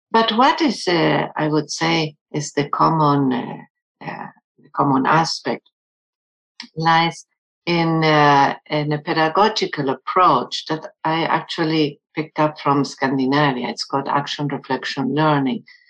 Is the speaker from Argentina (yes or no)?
yes; Argentina; first language German; English is a second language; now in United States; my uh, first language was German, but I grew up in a Spanish speaking country in Argentina, and now I'm in the US